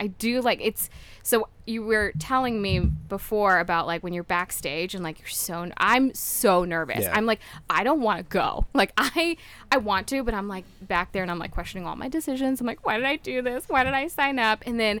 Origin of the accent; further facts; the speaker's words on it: Dallas, Texas, United States; moved away as an adult; also born or lived in New York; now in Chicago, United States; I was born in New York. Okay. And then my family and I moved to Dallas when I was like a toddler. And okay. Then I just moved to Chicago like 6 months ago.